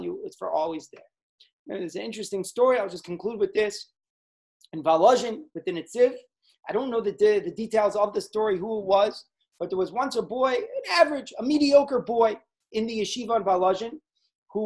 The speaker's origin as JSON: {"language": "English", "country": "United States", "tie": "born or raised there", "said": "as a good Jewish boy growing up in America"}